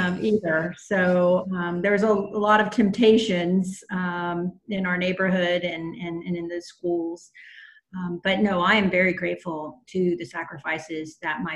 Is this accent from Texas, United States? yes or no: yes; Houston, Texas, United States; I was born in Houston, Texas, so I'm a Tejana